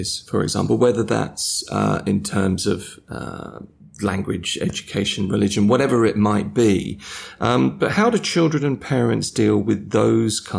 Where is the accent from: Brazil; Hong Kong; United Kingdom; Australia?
United Kingdom; England; now in Dubai, United Arab Emirates; I'm English